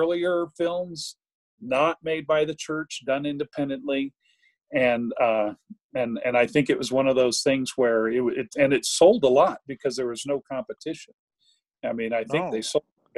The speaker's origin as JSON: {"language": "English", "region": "Virginia", "country": "United States", "also_born_or_lived": "Richmond, Virginia / South Texas", "moved": "yes", "said": "I'm originally from Virginia"}